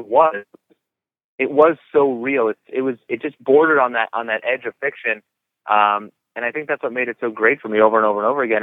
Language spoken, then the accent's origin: English; New York City, New York, United States; I'm a New Yorker